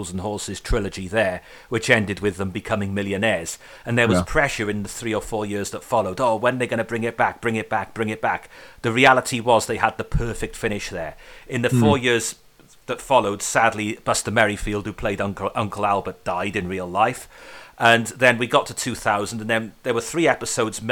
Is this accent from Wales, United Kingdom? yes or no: yes; Welsh, Wales, United Kingdom; I'm Welsh